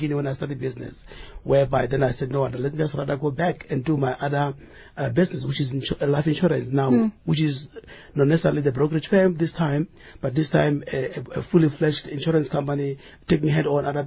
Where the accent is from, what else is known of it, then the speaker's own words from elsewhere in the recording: Sekhukhune, Limpopo, South Africa; moved away; I grew up in Limpopo, in the area called Skukune.